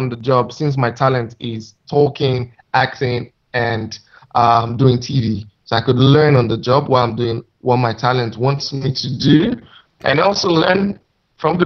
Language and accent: English; Nigeria; moved away; I'm Nigerian, as you all know. So I did the first stage of my life in Nigeria.